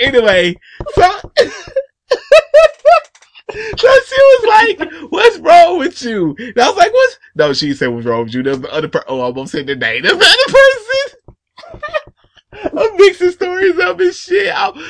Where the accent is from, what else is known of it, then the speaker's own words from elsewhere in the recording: Atlanta, Georgia, United States; Like, man, I'm from Atlanta, man.